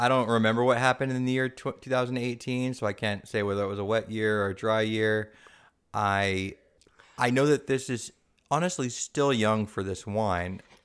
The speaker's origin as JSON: {"language": "English", "town": "San Diego", "region": "California", "country": "United States", "tie": "born or raised there", "also_born_or_lived": "Germany", "moved": "yes", "said": "I grew up in San Diego"}